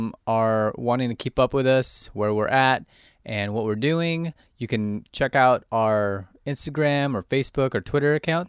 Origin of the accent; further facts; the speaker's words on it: Yorba Linda, California, United States; now in Charleston, United States; I grew up in Yorba Linda, Placentia area.